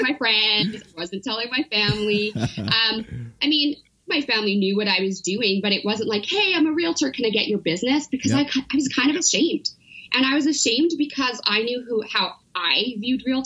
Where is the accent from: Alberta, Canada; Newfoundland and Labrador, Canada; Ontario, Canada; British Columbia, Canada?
British Columbia, Canada; Powell River; also born or lived in Vancouver; now in Calgary, Canada; I grew up between Vancouver and a really small town called Paw River on the Sunshine Coast.